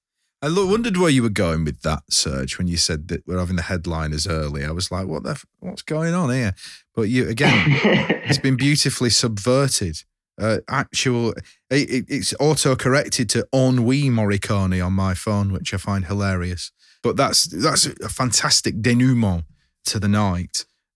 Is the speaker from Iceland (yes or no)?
no; Lancashire, North West England, United Kingdom; I'm from Lancashire, just like Fred